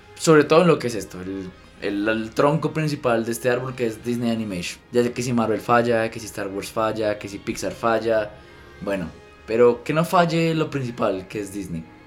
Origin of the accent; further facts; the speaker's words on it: Colombia; soy colombiano